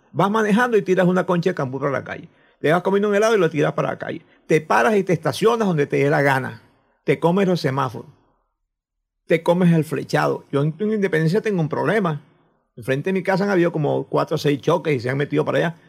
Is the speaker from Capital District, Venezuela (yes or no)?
no; Coro, Falcón, Venezuela; yo soy de Curazaito, o de esa zona cercana a Curazaito.